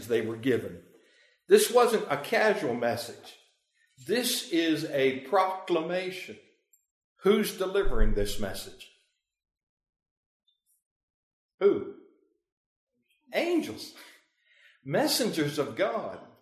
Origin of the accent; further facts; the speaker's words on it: Pennsylvania, United States; moved away; I'm from Pennsylvania, that's where I grew up